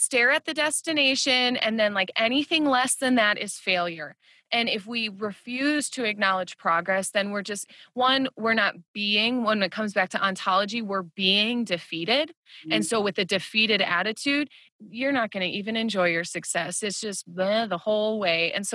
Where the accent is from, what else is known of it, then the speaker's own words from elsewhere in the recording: Midwest, United States; growing up in the Midwest